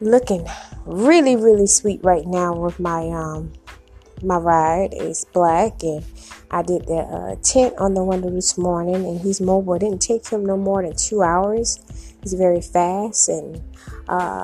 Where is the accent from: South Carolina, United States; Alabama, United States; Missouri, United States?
South Carolina, United States; now in Memphis, United States; I'm from South Carolina